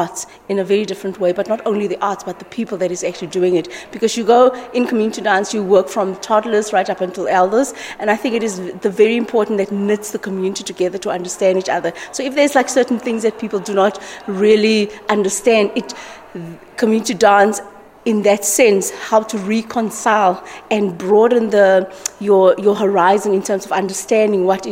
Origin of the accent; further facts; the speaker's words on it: South Africa; I'm from South Africa